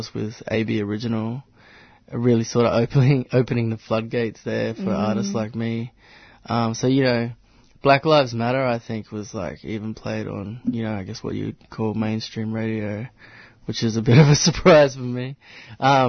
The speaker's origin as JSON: {"language": "English", "town": "Katherine", "region": "Northern Territory", "country": "Australia", "tie": "born or raised there", "also_born_or_lived": "Fraser Island, Queensland", "moved": "yes", "lives_now": "Melbourne, Australia", "said": "I grew up in the Northern Territory in the small town of Katherine"}